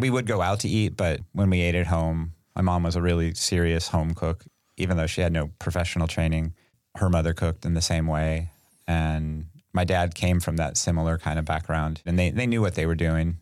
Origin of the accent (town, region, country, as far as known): Sacramento, California, United States; born or raised there